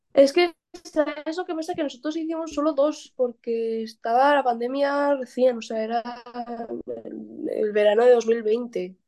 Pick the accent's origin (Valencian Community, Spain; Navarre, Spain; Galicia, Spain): Navarre, Spain; Pamplona; now in Barcelona, Spain; soy de Pamplona y allá no hay playa, pero hay muchísima montaña